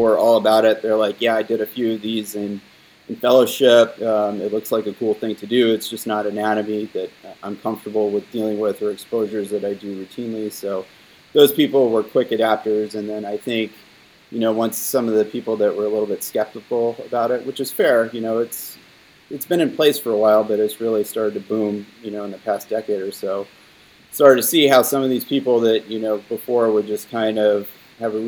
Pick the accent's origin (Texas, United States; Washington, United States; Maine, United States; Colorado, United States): Texas, United States; now in New York, United States; I grew up in Texas, so I'm partial to Texas style barbecue